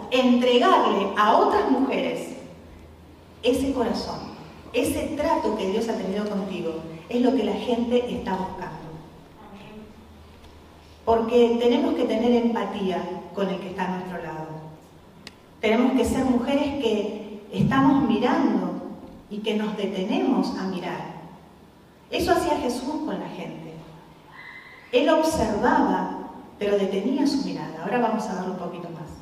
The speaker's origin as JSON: {"language": "Spanish", "country": "Argentina", "moved": "as an adult", "lives_now": "Spain"}